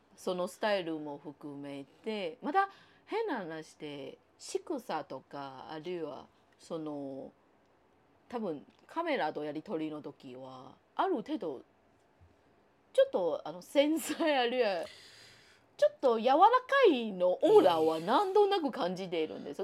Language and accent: Japanese; Taiwan; Japanese is a second language; now in Japan; 私、あの、台湾出身の人間